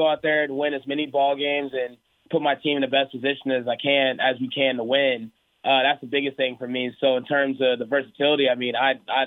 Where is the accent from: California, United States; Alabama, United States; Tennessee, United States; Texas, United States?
Texas, United States; Houston; born or raised there; moved away; also born or lived in Oklahoma